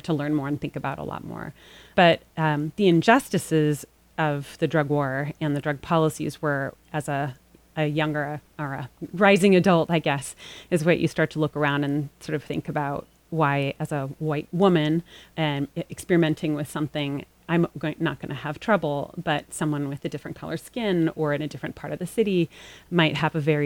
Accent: Los Angeles, California, United States; moved away; I grew up in Los Angeles

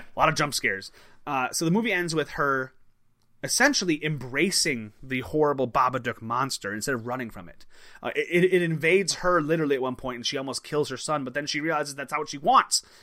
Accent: Crystal Lake, Illinois, United States; you and I grew up in a town called Crystal Lake.

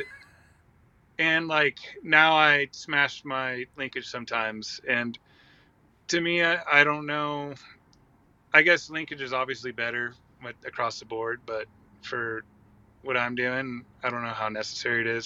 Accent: Santa Cruz, California, United States; I grew up in like Santa Cruz, between Santa Cruz, California, and Monterey

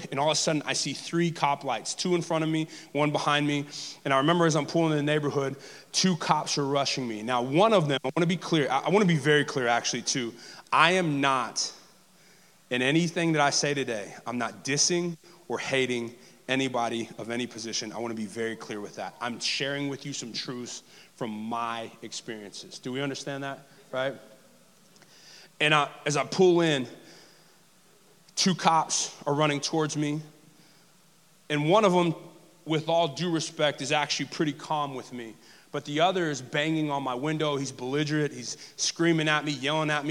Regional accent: Texas, United States; moved away; also born or lived in New Orleans area / Los Angeles / South Alabama; As a brown male growing up in the South, in the deep South, as deep as Dallas-Fort Worth

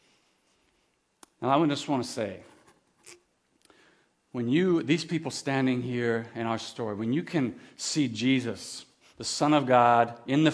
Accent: Kamloops, British Columbia, Canada; also born or lived in Campbell River; When I was 5 years old, we moved from Campbell River to Kamloops, where I grew up most of my life

